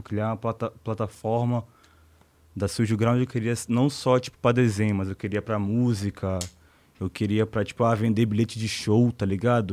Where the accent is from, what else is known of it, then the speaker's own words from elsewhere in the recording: Manaus, Amazonas, Brazil; also born or lived in Salvador, Bahia / Rio de Janeiro; now in São Paulo, Brazil; Nasci em Salvador, mas eu fui criado em Manaus